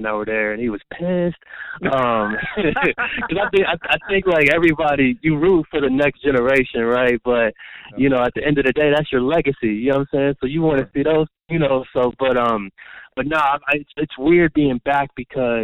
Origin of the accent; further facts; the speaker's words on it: Cincinnati, Ohio, United States; I'm from Cincinnati, like I said, born and raised.